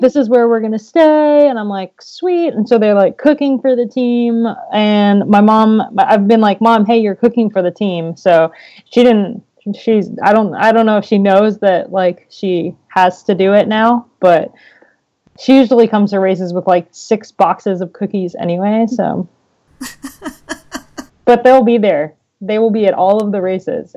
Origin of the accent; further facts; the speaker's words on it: United States; as an American racing the classics